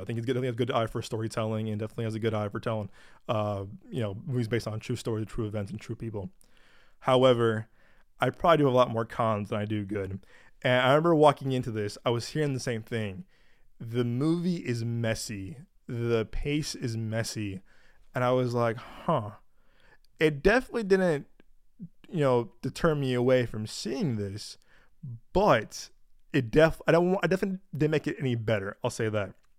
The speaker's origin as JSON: {"language": "English", "country": "United States", "said": "as in a white American"}